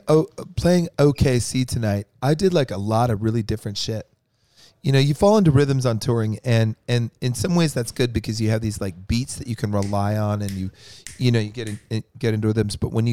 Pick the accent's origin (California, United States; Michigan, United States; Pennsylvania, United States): California, United States; San Francisco; Like I'm from San Francisco. I like the Giants if they're like on the verge of going to the World Series.